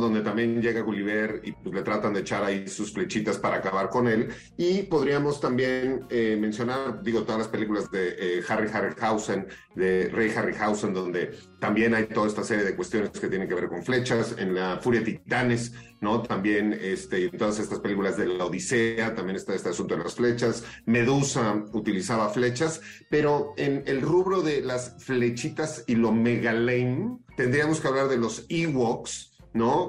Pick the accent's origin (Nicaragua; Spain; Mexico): Mexico; como mexicanos